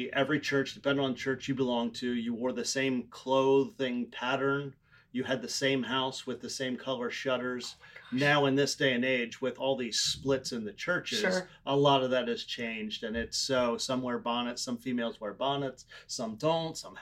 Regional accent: Ephrata, Pennsylvania, United States; now in Sandy Springs, United States; I was born and raised in Ephrata, Pennsylvania, which is Amish country, Pennsylvania

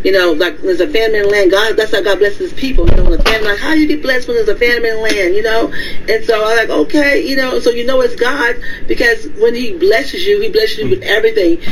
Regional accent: Etna, United States; moved away as an adult; now in Victoria, United States; I'm from Etna. I went to Etna High School.

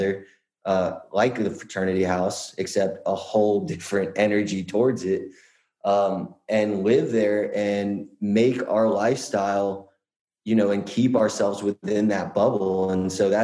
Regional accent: Atlanta, Georgia, United States; It's where I'm from

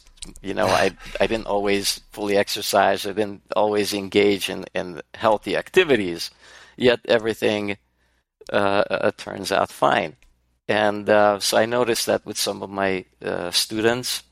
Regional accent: Serbia; moved away; I'm Hungarian, but born and raised in Yugoslavia

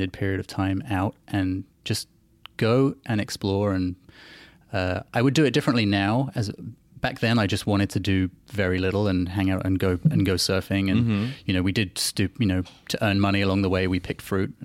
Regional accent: England, United Kingdom; moved away as an adult; also born or lived in South Africa / Australia; I'm a South African, and we emigrated to England when I was a kid.

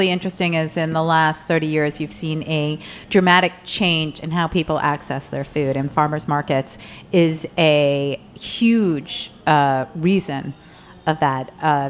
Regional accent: New Jersey, United States; moved away; I grew up in New Jersey

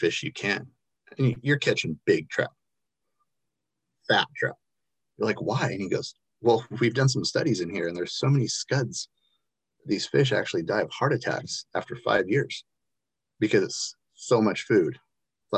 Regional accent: Encinitas, California, United States; where I grew up in Encinitas, it's North County, San Diego

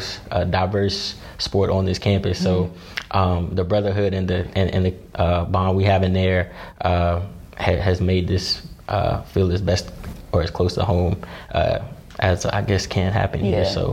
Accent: Greensboro, Kernersville, North Carolina, United States; in fourth grade, I moved from Greensboro, North Carolina, to a city called Kernersville

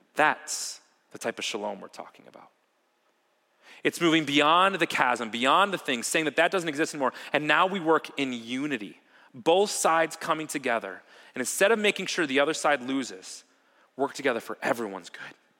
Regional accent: Ohio, United States; also born or lived in Wauwatosa, Wisconsin; now in Wisconsin, United States; when I was about six years old, my family moved to Ohio. And I spent most of my life there

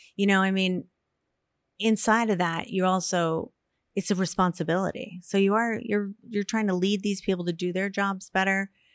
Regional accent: Yarmouth, Maine, United States; also born or lived in Portland, Maine; I was born in Portland and lived in Yarmouth my whole life. I still

